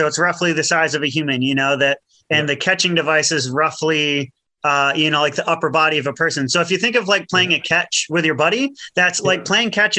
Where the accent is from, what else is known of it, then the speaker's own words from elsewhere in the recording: United States; now in New Zealand; I grew up in the States and, you know, like was in the States most of my life